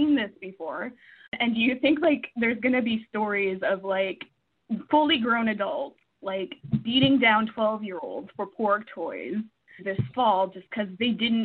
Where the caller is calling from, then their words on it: Edmonton, Alberta, Canada; I'm calling from Edmonton, Canada